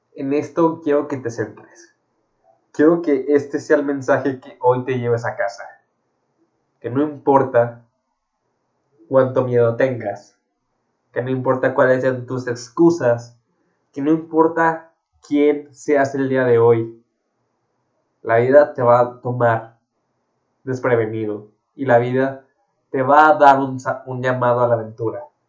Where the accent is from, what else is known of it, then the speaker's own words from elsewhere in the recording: Guadalajara, Jalisco, Mexico; Yo soy de Guadalajara, México